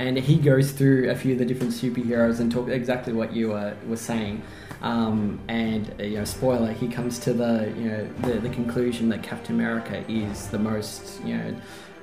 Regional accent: Melbourne, Victoria, Australia; I grew up in Melbourne, so I'm a Melbourne boy, born and bred

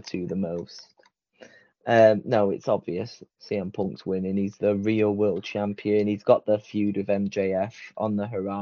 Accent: Blackpool, North West England, United Kingdom; I'm from Blackpool

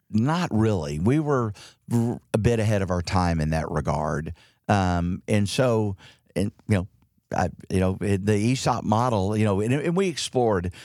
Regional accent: Dallas, Texas, United States; also born or lived in Houston / Fort Worth; J D knew I grew up in Dallas

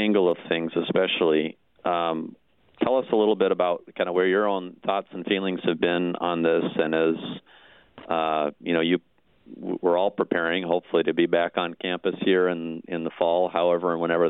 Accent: Iowa, United States; The town I grew up in, Iowa, was a little bit bigger

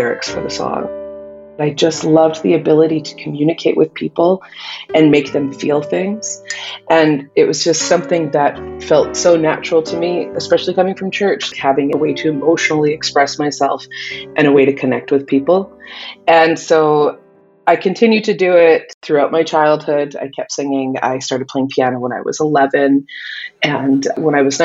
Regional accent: Northern Alberta, Canada; Growing up in Northern Alberta as a Native girl

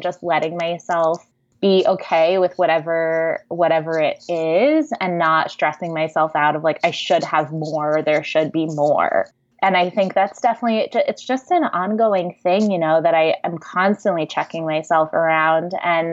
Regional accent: East Coast, United States; moved away as an adult; now in California, United States; move to California, because I grew up on the East Coast

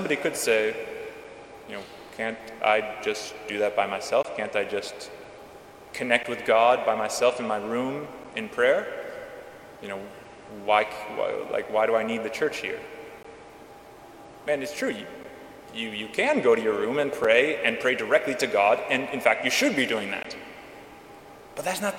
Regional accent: California, United States; my home state of California

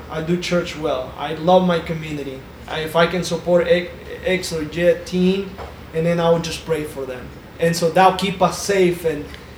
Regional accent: Jalapa, Jinotega, Nicaragua; What was it like growing up in Nicaragua? {S0} Man, everything that I know is two things, right? So obviously it's coffee. And it's tobacco. That's what we do in Jalapa. Very rural area.

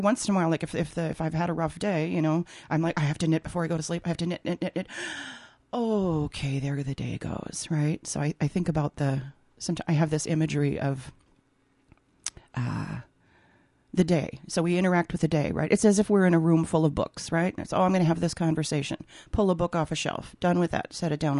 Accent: Minnesota, United States; accent: Minnesota; moved away as an adult; now in New York, United States; I'm in Minnesota now. Here comes my Minnesota accent.

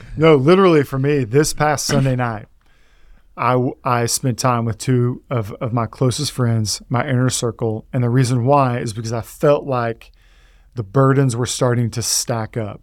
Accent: Texas, United States; I, I'm from Texas

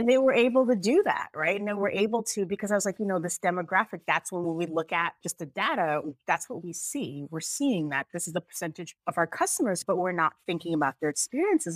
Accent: United States; also born or lived in Jamaica; I'm actually Jamaican, but I grew up here

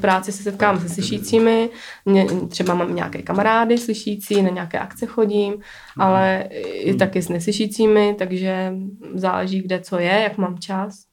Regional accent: Czechia; jsem Čech, jako mám to tady rád

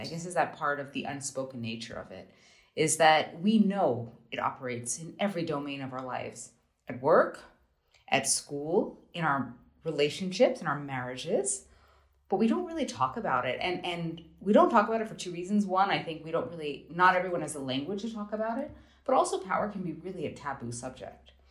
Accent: United States; moved away; also born or lived in Germany; I'm an American

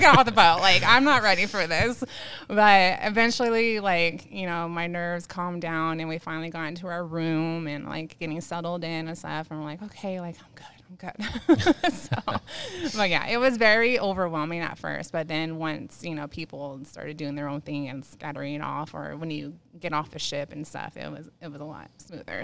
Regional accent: San Diego, California, United States; now in Banning, United States; I grew up in, I'm born and raised in San Diego

